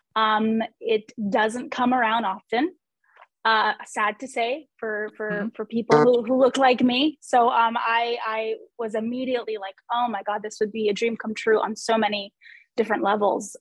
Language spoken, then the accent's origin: English; New York, United States; I'm born and raised in New York. I'm still here in New York